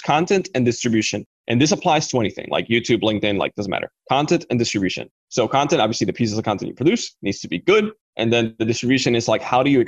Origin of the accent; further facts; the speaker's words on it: Dominican Republic; I come from the Dominican Republic